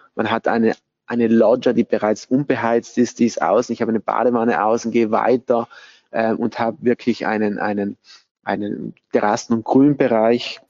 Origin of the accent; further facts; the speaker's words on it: Bolzano, Trentino-Alto Adige, Italy; Ich bin auch hier in Bozen geboren, aufgewachsen